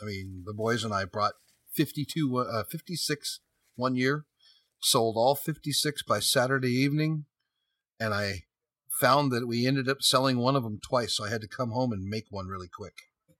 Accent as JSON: {"language": "English", "town": "San Jose", "region": "California", "country": "United States", "tie": "born or raised there", "also_born_or_lived": "Sunnyvale, California", "said": "I was born and raised in San Jose, California, Sunnyvale, California."}